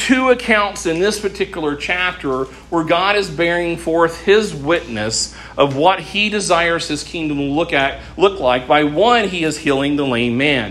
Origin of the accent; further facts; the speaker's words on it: United States; we are American Christians